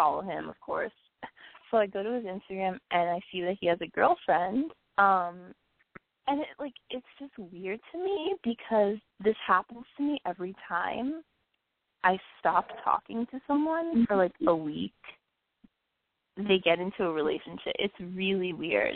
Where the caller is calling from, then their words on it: New York, United States; I'm calling from Manhattan.